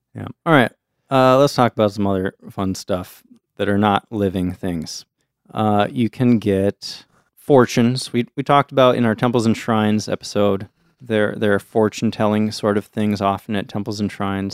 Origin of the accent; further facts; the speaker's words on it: United States; as an American kid